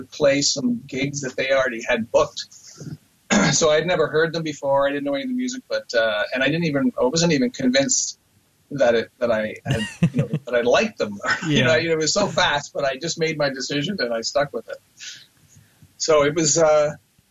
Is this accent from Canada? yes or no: yes; Sault Ste. Marie, Ontario, Canada; now in Toronto, Canada; I'm from the Sioux, we'll call it, and I grew up there, a son of a Canadian mother and an American father